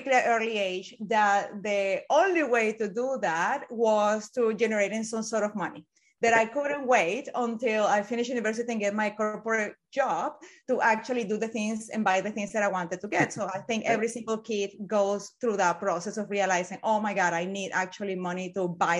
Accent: Venezuela; English is a second language; moved away as an adult; now in United Kingdom; I was born in Venezuela long time ago.

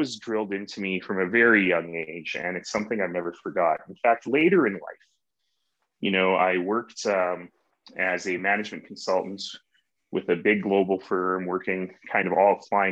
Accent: Calgary, Alberta, Canada; also born or lived in Toronto; when I grew up in Northeast Calgary

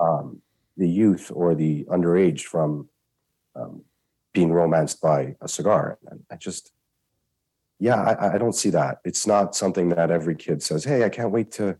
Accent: Canada; I'm a Canadian

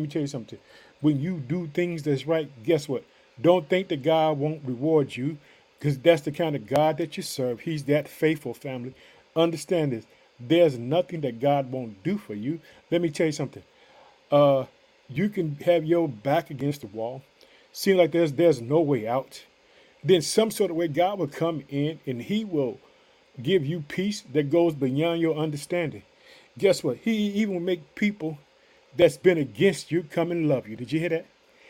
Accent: Illinois, United States; also born or lived in Chicago; In the United States, we have been heard in my home state of Illinois. I reside in the city of Chicago.

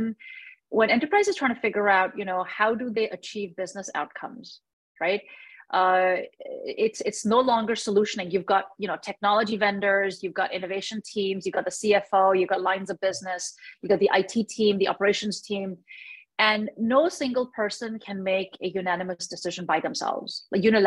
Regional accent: India; now in United States; I am from India. I was born in India.

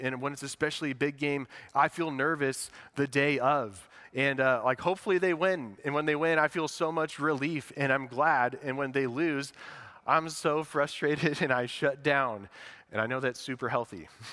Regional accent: West Lafayette, Indiana, United States; we grew up in West Lafayette

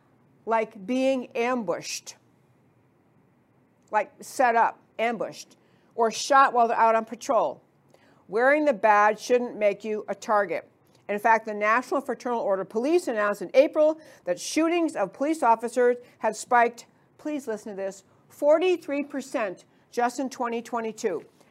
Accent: New York, United States; moved away; I grew up in New York

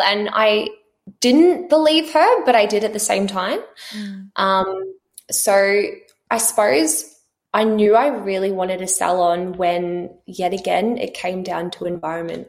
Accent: Australia; also born or lived in New Zealand; we grew up in New Zealand. Um, when I was 10, we moved to Australia to a really small country town where we um, mum and dad bought a dairy farm, so we grew up on 400 acres close to the beach.

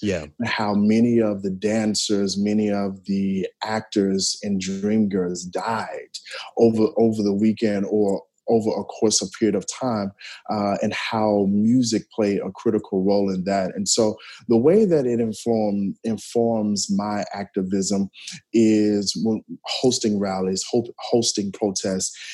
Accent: Memphis, Tennessee, United States; moved away; residing in Memphis, growing up in Memphis, definitely was around church

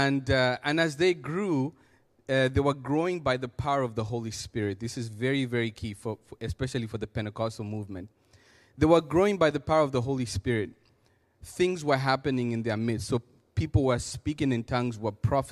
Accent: Zambia; moved away; I come from Zambia, Africa

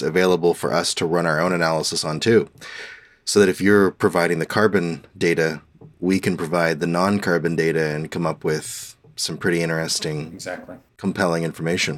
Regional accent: Halifax, Nova Scotia, Canada; moved away; I was from Halifax

